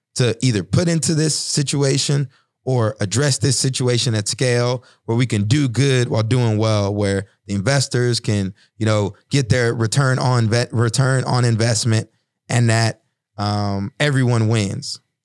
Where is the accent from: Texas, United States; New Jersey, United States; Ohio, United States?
Texas, United States; when I was growing up in Texas